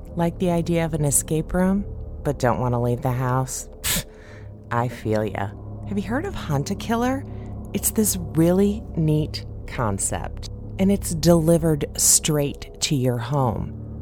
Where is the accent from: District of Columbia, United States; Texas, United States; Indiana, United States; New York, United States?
Indiana, United States; Indiana I'm way down there